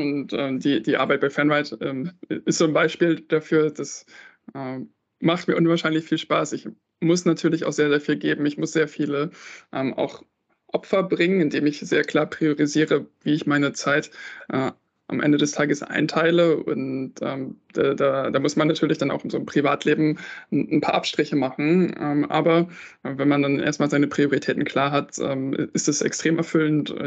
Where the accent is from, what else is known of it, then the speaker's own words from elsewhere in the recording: Northern Germany, Germany; ich bin in Norddeutschland aufgewachsen